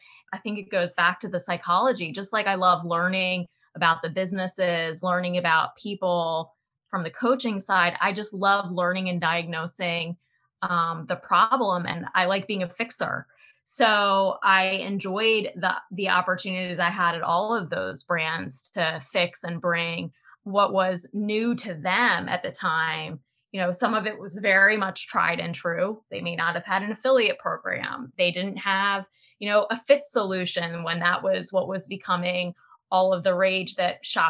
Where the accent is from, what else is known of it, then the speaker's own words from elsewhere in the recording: Delaware, United States; I grew up in Delaware and I went to the University of Delaware